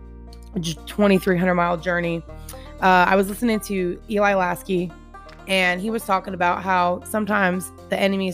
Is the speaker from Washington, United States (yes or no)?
yes; Washington, United States; moved away as an adult; now in Tennessee, United States; I just moved 2,300 miles away from my home state, Washington, all the way to Tennessee.